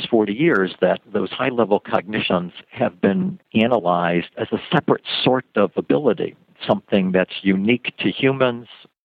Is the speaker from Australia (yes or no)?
no; Cleveland, Ohio, United States; moved away as an adult; also born or lived in Oxford, Ohio / Michigan / Wisconsin; now in Arizona, United States; I was born in Cleveland